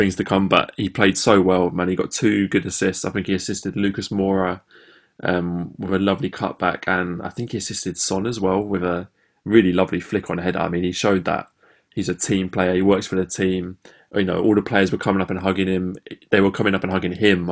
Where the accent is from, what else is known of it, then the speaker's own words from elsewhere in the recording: England, United Kingdom; as English fans